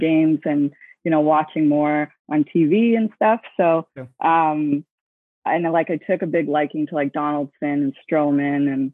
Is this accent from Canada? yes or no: yes; Canada; now I'm in Canada, kind of between Toronto and Montreal. Right. I've grown up here my whole life.